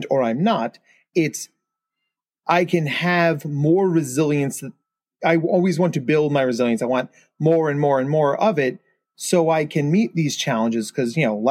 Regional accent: New Jersey, United States; I was a senior in high school during 9/11. And I'm from New Jersey. So like my town, you can look up and see the Manhattan skyline from my town.

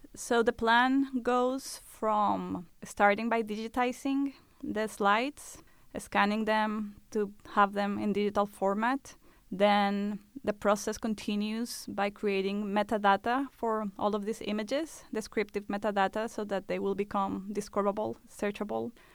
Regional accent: Colombia; moved away; Colombia, which is my home country

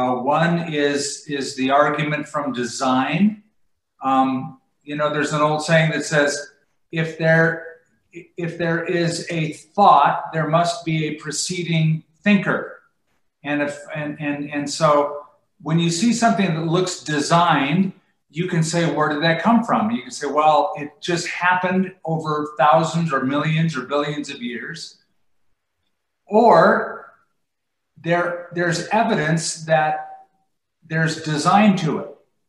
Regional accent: California, United States; now in Albuquerque, United States; I came from Southern California. I moved from Huntington Beach to Albuquerque.

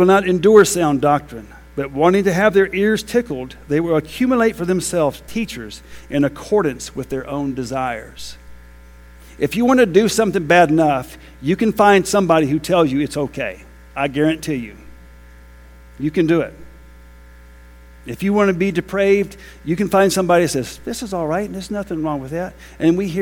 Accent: United States; I'm American.

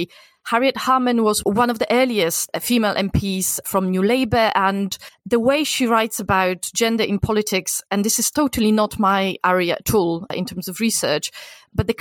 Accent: Poland; moved away; I come from Poland, and for the first decade of my life, Poland was a communist country

